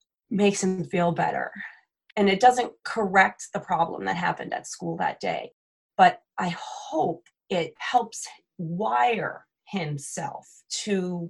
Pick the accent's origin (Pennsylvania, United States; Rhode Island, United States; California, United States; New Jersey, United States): New Jersey, United States; moved away; I'm originally from New Jersey, which is very densely populated